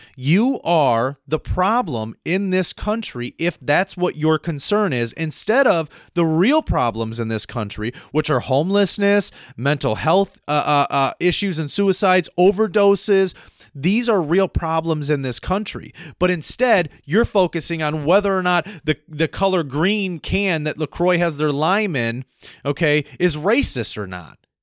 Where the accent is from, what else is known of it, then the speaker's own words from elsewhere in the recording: United States; me as an American citizen lived here my whole life, born here